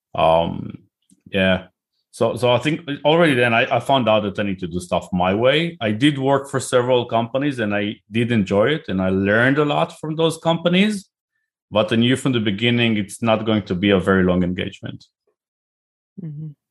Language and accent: English; Israel; accent: Israeli; moved away as an adult; now in United Kingdom; I live in the U K, but I'm originally from Israel, as you can probably hear by my name and accent